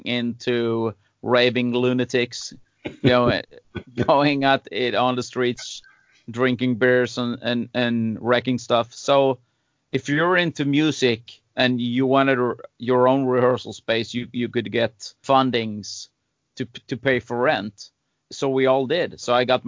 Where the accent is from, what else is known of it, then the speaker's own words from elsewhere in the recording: Sweden; Growing up in Sweden